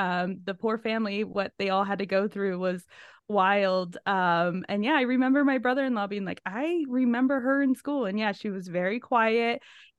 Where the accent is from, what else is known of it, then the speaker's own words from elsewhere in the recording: Siskiyou County, California, United States; It's about 20 miles north of where I grew up in Siskiyou County, so very Northern California.